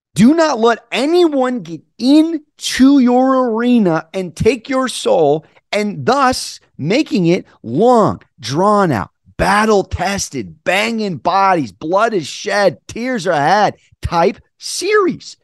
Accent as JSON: {"language": "English", "town": "San Diego", "region": "California", "country": "United States", "said": "I'm from San Diego"}